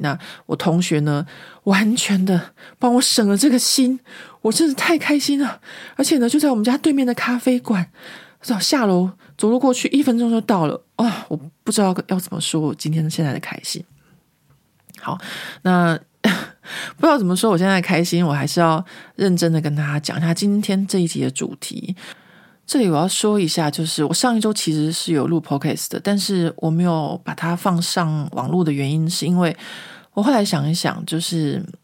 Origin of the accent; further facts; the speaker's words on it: Taiwan; moved away as an adult; now in Paris, France; 我自己在台湾的时候，小时候嘛